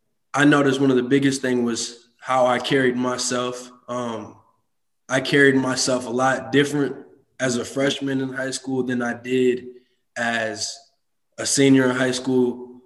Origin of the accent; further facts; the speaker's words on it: Madison, Wisconsin, United States; also born or lived in Monona, Wisconsin; I grew up in Madison, Wisconsin, lived there. And I actually ended up transferring to Monona Grove High School.